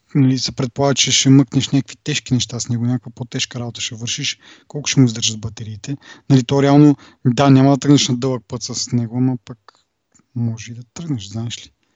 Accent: Kazanlak, Stara Zagora Province, Bulgaria; в Казанлък, е, откъдето съм

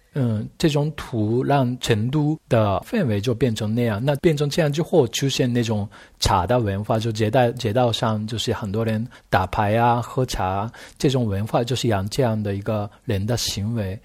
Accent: Japan; Chinese is a second language; now in China; 因为我是日本人嘛

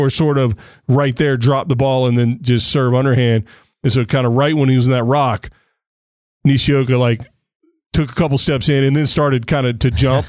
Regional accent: United States; being an American

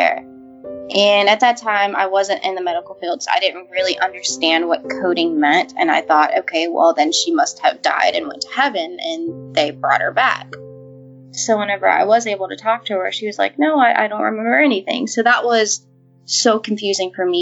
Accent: Walker, Louisiana, United States; also born or lived in Baton Rouge, Louisiana; I was born in Louisiana, in Baton Rouge, and then when I was 3, we moved out to Walker. And at that time, it was pretty much country. I grew up on 8 acres of land

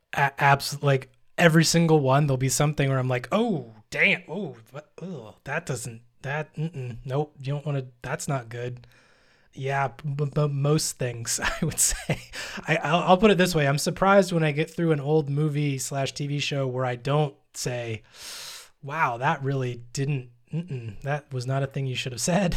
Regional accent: United States; I am American

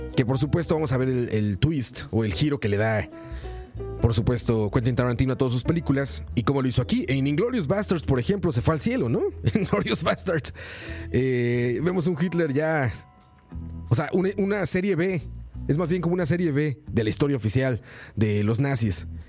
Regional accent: Mexico; Soy mexicano

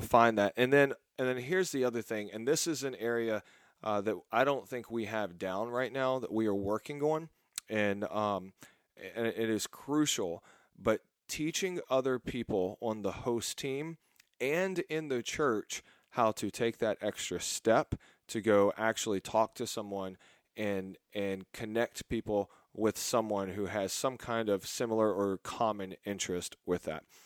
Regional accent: Texas, United States; I'm from Texas

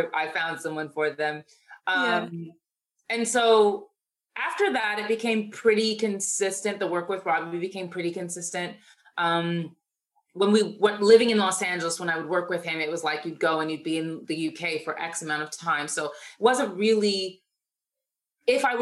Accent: Toronto, Ontario, Canada; moved away as an adult; also born or lived in United States; I was living in Toronto, born and raised in Toronto.

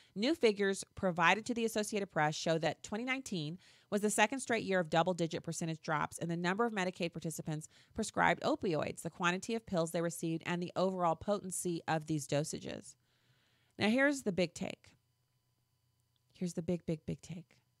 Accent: Missouri, United States; my home state

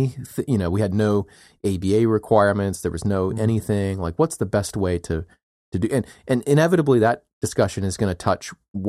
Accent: United States; And as we know, I'm an American and I'm entitled to my opinion.

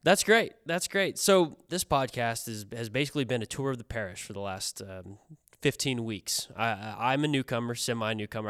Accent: Kansas, United States; moved away; I'm from Kansas

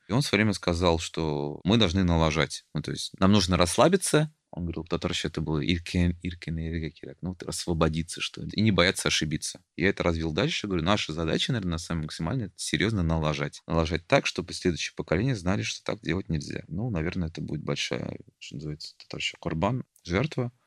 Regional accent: Tatarstan, Russia; я татарин

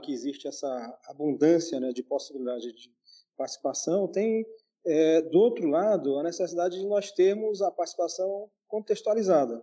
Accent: Teresina, Piauí, Brazil; Sou apaixonado pela, pela minha terra

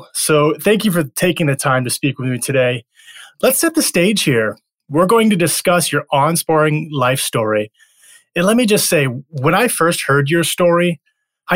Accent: Detroit, Michigan, United States; now in Florida, United States; I grew up in Detroit, so I can relate to that big city, colder environment feel. I'm down in Florida now

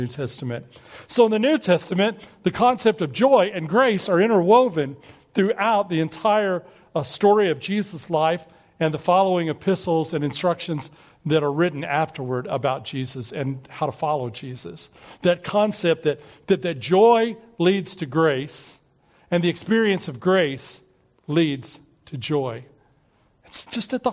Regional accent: Oklahoma City, Oklahoma, United States; we were growing up in Southeast Oklahoma City

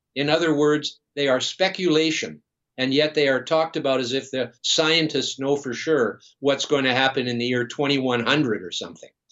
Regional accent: British Columbia, Canada; being from British Columbia, of course, I've grown up, I was born here and lived here all my life.

